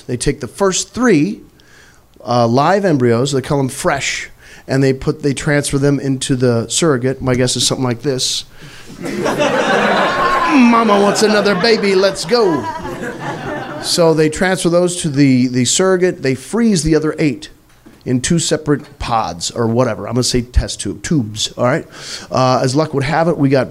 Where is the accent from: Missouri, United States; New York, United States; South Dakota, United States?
Missouri, United States; I'm from Missouri